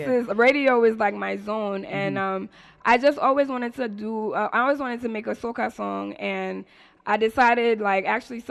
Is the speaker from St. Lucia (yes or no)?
yes; St. Lucia; accent: Saint Lucian; my Saint Lucian accent, when you hear the one, two words in Patois, then you're like, then she's Saint Lucian